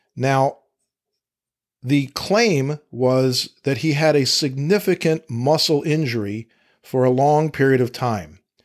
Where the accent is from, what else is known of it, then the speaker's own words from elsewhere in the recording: Fairfax County, Virginia, United States; Fairfax County, Virginia, my hometown where I practice law